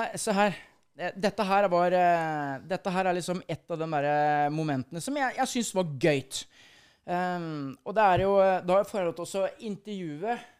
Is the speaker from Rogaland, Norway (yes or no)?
no; Halden, Østfold, Norway; also born or lived in Sarpsborg; det er jo traktene jeg kommer fra, fra Halden